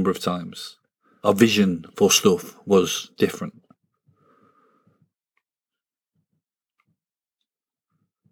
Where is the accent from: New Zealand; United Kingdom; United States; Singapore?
United Kingdom; a village near Sunderland, North East England; I'm from a village that has had it hard